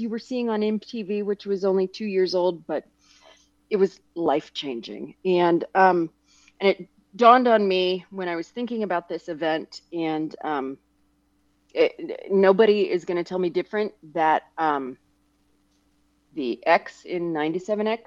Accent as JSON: {"language": "English", "town": "Dayton", "region": "Ohio", "country": "United States", "tie": "born or raised there", "said": "I grew up in outside of Dayton"}